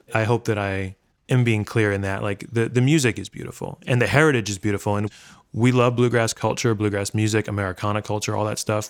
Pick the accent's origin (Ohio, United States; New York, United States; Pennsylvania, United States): New York, United States; I grew up in Brooklyn